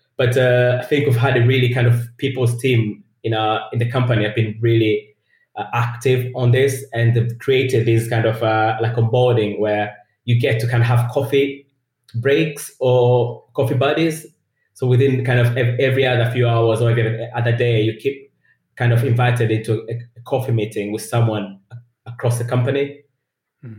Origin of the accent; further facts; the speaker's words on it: Tanzania; English is a second language; moved away as an adult; also born or lived in Leeds, United Kingdom; now in United Kingdom; I'm originally from Tanzania in East Africa. So I came to university uh, in the UK